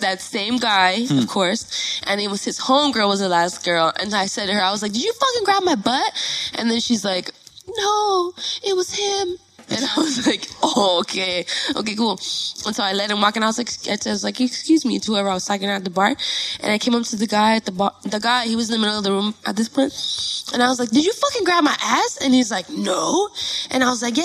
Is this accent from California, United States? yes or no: yes; Los Angeles, California, United States; I was born and raised in Northeast Los Angeles